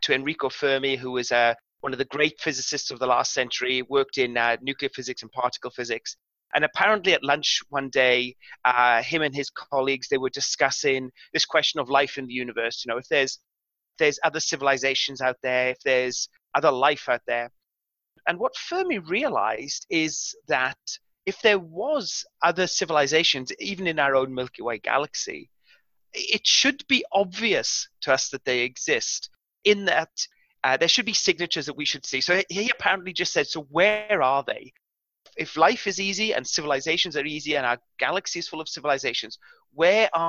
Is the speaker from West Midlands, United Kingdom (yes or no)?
no; South Wales, United Kingdom; now in New South Wales, Australia; I grew up in the southern area of Wales, which is the old coal fields